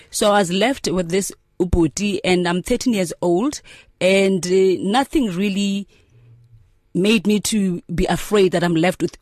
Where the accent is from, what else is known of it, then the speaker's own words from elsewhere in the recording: Mthatha, Eastern Cape, South Africa; but I grew up in Amtata and I schooled in Amtata because that's where my mother was as a domestic worker